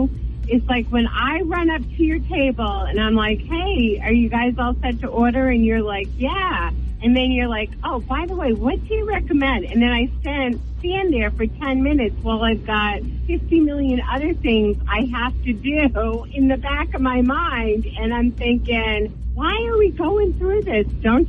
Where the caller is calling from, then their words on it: South Berwick, Maine, United States; Hi, I'm from South Berwick.